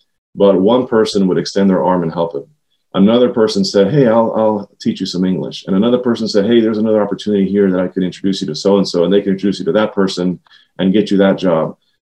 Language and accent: English; Silver Spring, Maryland, United States; also born or lived in Washington, D.C.; We grew up in Silver Spring, Maryland, Montgomery County, Maryland, and I've been here all my life